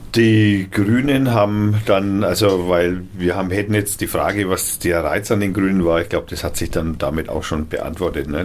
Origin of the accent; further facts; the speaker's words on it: Eggental, Bavaria, Germany; Ich komme von Eggental